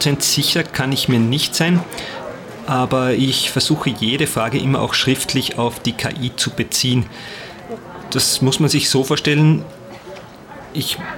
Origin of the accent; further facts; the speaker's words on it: Salzkammergut, Austria; ich bin Multimedia-Künstler und ich komme aus dem Salzkammergut im Herzen Österreichs.